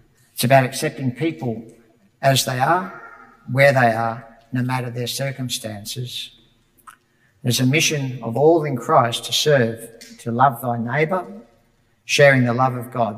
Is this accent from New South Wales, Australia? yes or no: no; Broadmeadows, Victoria, Australia; When I was a boy growing up in Broadmeadows